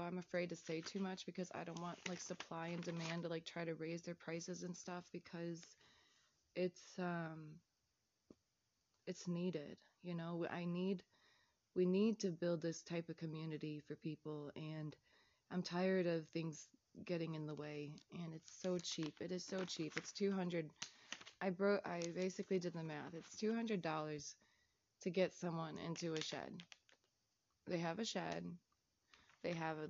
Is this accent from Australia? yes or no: no; Chicago, Illinois, United States; I'm Chicagoan.